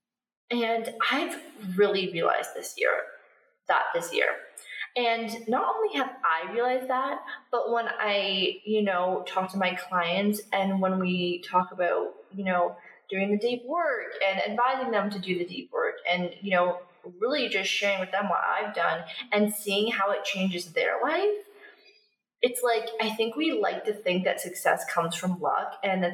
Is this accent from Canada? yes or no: yes; Canada; moved away as an adult; also born or lived in Australia; now in Bali, Indonesia; I'm from Canada